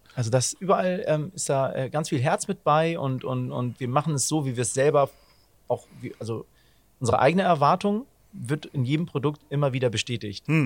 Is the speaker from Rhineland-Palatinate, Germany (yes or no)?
no; Hamburg, Germany; das haben wir auch als Hamburger